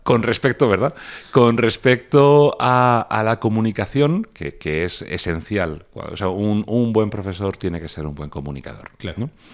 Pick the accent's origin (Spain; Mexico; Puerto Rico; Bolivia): Spain; Region of Murcia; como mi nombre indica, soy de Murcia